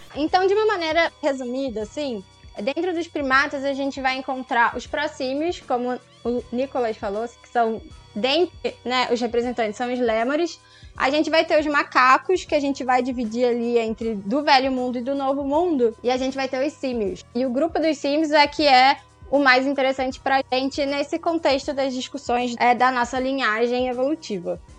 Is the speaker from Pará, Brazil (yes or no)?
no; Rio de Janeiro, Brazil; eu sou aqui do Rio